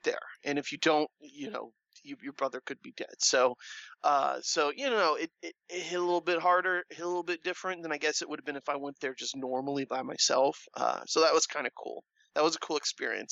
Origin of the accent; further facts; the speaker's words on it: Orlando, Florida, United States; I'm from Orlando